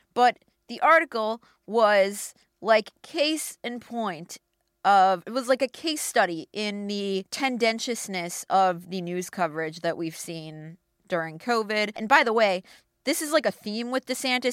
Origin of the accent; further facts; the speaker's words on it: Minneapolis, Minnesota, United States; my hometown paper, the Star